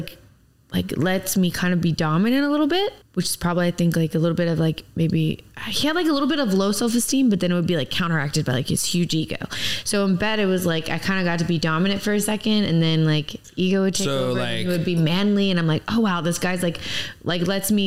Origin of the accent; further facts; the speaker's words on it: Virginia, United States; now in Miami, United States; I'm from Virginia